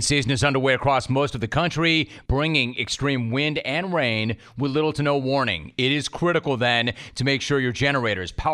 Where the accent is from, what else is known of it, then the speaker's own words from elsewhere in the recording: Southern California, United States; I grew up in Southern California and played Little League baseball